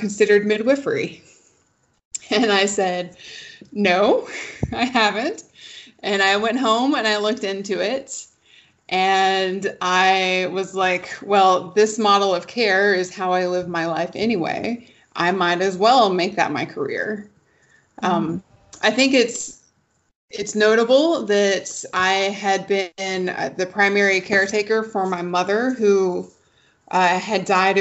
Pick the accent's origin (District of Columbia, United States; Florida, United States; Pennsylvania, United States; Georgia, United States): Georgia, United States; Atlanta; I'm originally from Atlanta